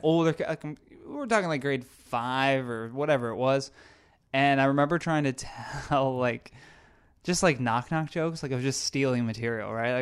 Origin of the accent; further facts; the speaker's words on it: Brockville, Ontario, Canada; I grew up in such a small town